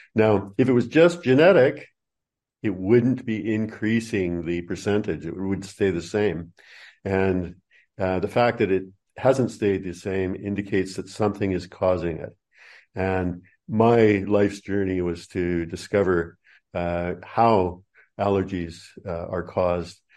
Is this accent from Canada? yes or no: yes; Canada; moved away as an adult; also born or lived in New Zealand; now in Australia; first twenty-seven years of my life were in Canada